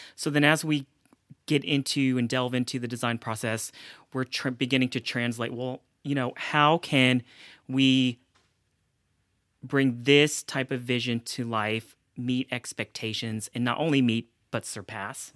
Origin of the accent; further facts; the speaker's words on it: Middle Tennessee and Mississippi, the South, United States; also born or lived in South Korea; I grew up primarily between, uh, Middle Tennessee and Mississippi